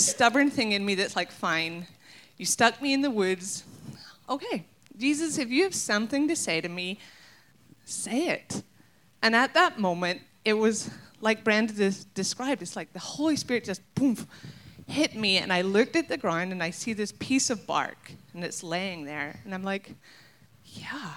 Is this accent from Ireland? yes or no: yes; Ireland; now in Minnesota, United States; I'm not American. And so I'm going to embrace the Irishness inside of me